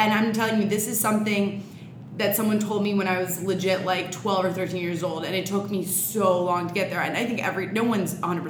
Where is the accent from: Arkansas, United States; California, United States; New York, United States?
New York, United States; New York City; also born or lived in Durham, North Carolina; So I'm 24 years old. I'm born and raised on the Upper West Side in Manhattan, girl.